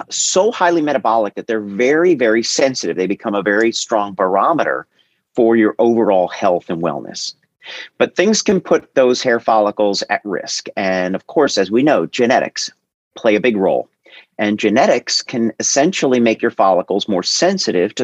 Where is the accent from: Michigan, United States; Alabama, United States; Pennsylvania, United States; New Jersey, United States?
New Jersey, United States; moved away as an adult; also born or lived in California / New York / Long Island; I was born and raised in Jersey, college in California, medical school in New York